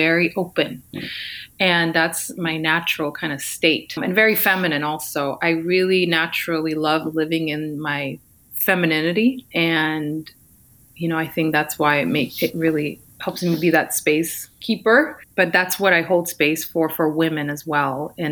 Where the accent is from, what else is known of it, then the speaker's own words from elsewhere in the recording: Ukraine; now in California, United States; I'm actually from the Ukraine.